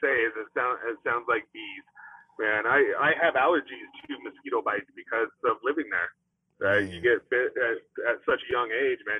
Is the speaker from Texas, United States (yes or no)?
no; Fairbanks, Alaska, United States; moved away; I'm from Fairbanks, Alaska, and that's one of the smallest towns you ever find.